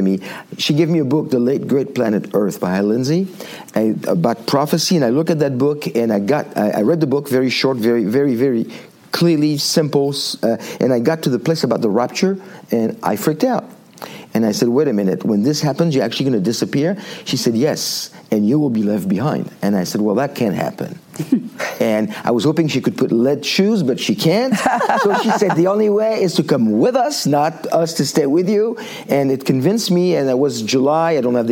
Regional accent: Île-de-France, France; moved away as an adult; now in United States; I grew up in born and raised in France

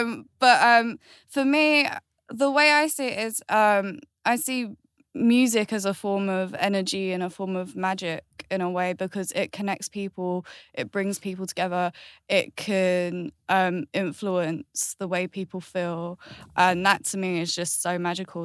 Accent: Galway, Connacht, Ireland; I was born in Ireland, which is Galway.

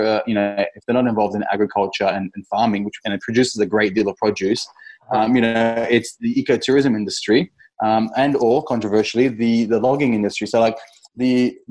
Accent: Townsville, Queensland, Australia; also born or lived in India / Devonport, Tasmania / Melbourne; I grew up in Townsville

